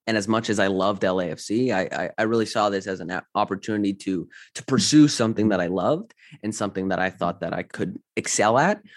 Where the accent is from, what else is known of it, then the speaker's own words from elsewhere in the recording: London, Ontario, Canada; moved away; I'm from Canada